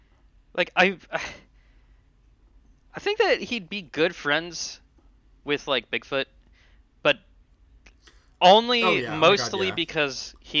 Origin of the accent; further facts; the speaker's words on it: England, United Kingdom; damn, I'm English. This sucks.